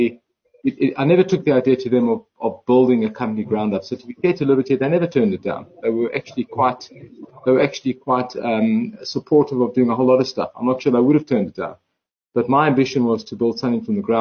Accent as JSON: {"language": "English", "town": "Johannesburg", "region": "Gauteng", "country": "South Africa", "said": "I was from Joburg."}